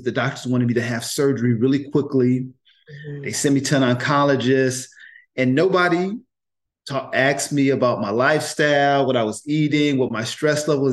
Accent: Oakland, California, United States; I grew up in Oakland in the mm. projects.

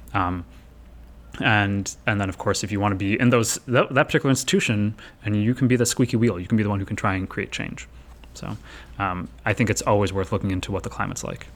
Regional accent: Chicago, Illinois, United States; I'm from Chicago, where there's Howard Brown

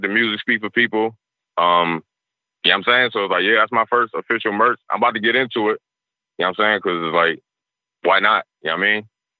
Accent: Niagara Falls, New York, United States; I knew Gasol just growing up in Niagara Falls, being in the projects, you know what I'm saying?

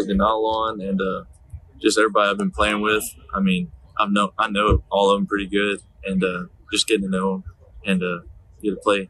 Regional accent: Rabun, Georgia, United States; Raven, my hometown

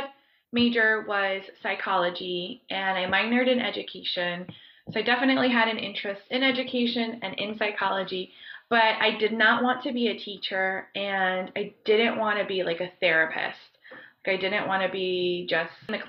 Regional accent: Broward County, Southeast Florida, United States; moved away as an adult; also born or lived in Colombia; now in Ohio, United States; I grew up in Southeast Florida. I grew up in Broward County

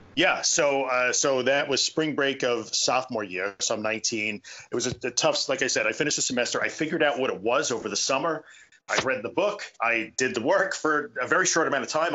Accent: Long Island, New York, United States; also born or lived in Brooklyn / Buffalo; I am a New Yorker. I was born in Brooklyn and I grew up on Long Island, and I've been here most of my life

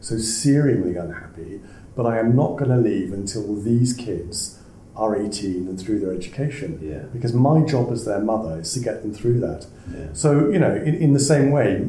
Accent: Wales, United Kingdom; I'm from Wales

